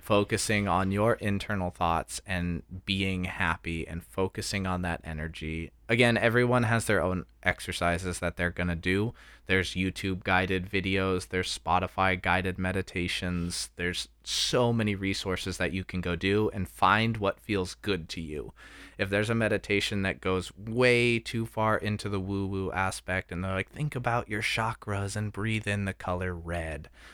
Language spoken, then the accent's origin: English; United States; we're from America